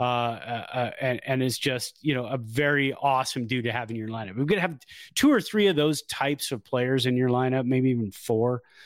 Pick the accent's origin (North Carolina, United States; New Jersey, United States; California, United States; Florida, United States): California, United States; Bay Area; also born or lived in Chico; I came from the Bay Area, went up there. Then when I got home, I felt like, okay, this is the melting pot that I grew up